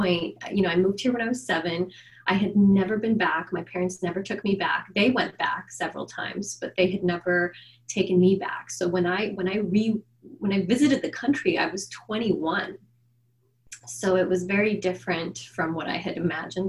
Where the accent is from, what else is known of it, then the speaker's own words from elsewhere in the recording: Los Angeles, California, United States; also born or lived in Armenia; And I'm a local to Los Angeles. I'm a local LA girl. I grew up here, spent most of my life here